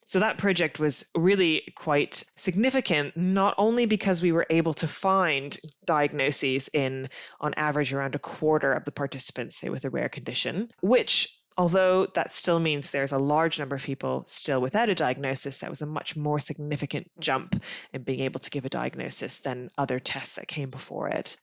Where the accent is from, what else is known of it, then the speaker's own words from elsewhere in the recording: Canada; accent: North American; now in United Kingdom; my accent is from the, your side of the pond, uh, because I'm from Canada originally